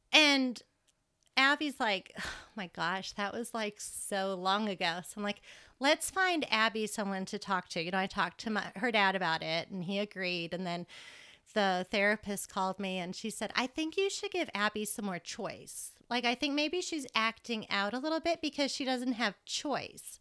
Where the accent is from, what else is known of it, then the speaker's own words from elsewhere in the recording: Massachusetts, United States; moved away as an adult; now in Lubbock, United States; I came from Massachusetts. I grew up in Massachusetts